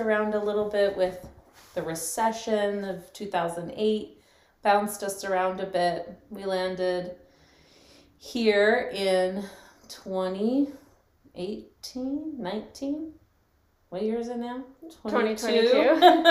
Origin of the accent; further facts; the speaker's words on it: Gilbert, Arizona, United States; also born or lived in Scottsdale, Arizona; I grew up in Arizona. I grew up here in Gilbert and partially in Scottsdale. My family moved to Gilbert when I was about 8 years old